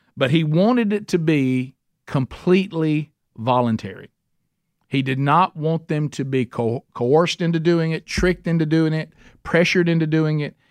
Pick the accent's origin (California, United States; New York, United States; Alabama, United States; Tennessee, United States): Alabama, United States; I'm from Alabama